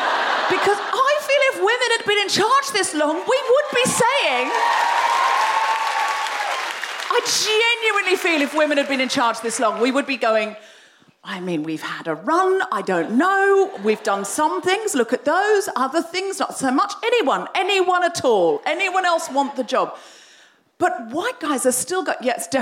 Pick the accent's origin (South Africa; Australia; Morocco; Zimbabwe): Australia; I'm Australian. Women who are from countries far away where there's some kind of illusion of democracy, we do have more confidence.